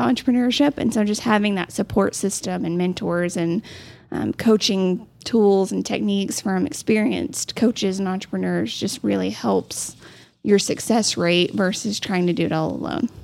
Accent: Amarillo, Texas, United States; growing up in Amarillo, local businesses was just a part of our life

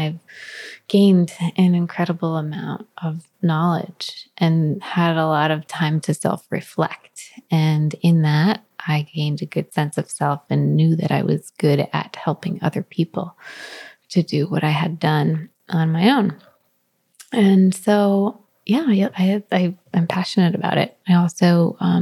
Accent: New Jersey, United States; now in California, United States; I'm from Jersey

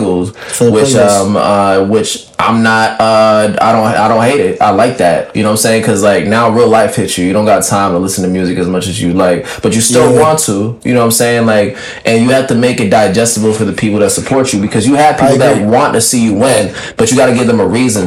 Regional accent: Connecticut, United States; first language French; English is a second language; I'm from Connecticut

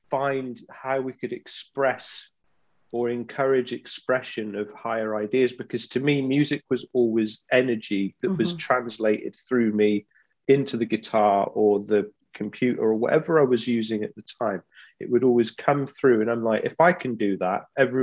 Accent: East Midlands, United Kingdom; also born or lived in Glasgow, Scotland; I grew up in the East Midlands. I was born just outside of Glasgow. So my dad's Scottish. And then we moved down to England, I think, when I was 3 or 4

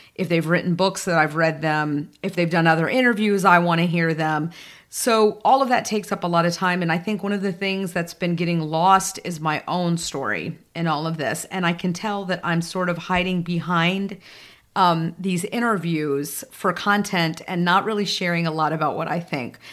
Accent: the South, United States; growing up in the South at a time

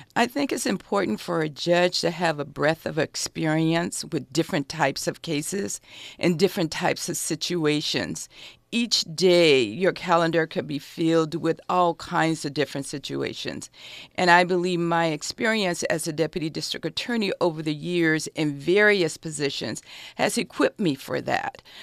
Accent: Los Angeles, California, United States; I grew up in South Central Los Angeles. I went to Manual Arts High School.

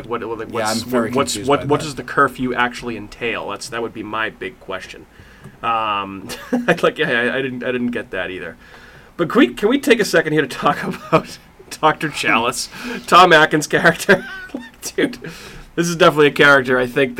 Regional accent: Ireland; I mean, I'm Irish.

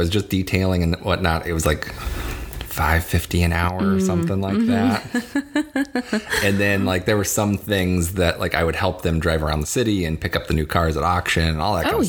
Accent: Urbana, Illinois, United States; They tore down the hospital I was born in Urbana, Illinois.

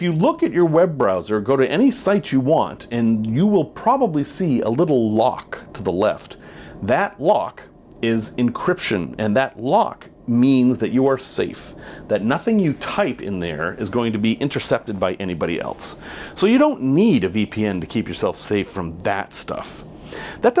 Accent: United States; I am an American

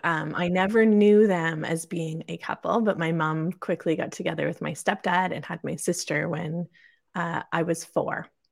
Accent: Kingston, Ontario, Canada; also born or lived in Perth, Ontario; I was born and raised in Kingston, Ontario, Canada

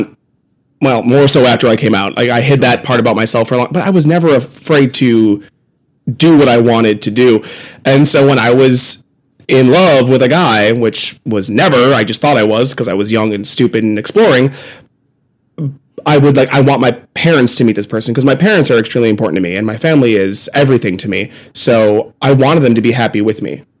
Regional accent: Wisconsin, United States; Grew up in Wisconsin

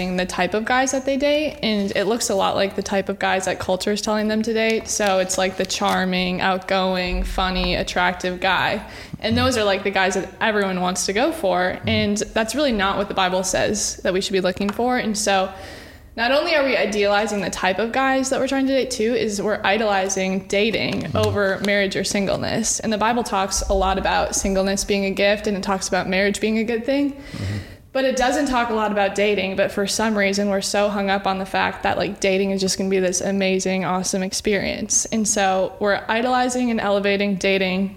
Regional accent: Appleton, Wisconsin, United States; also born or lived in Madison, Wisconsin; I am from Appleton, but I've gone to UW-Madison the past 3 years

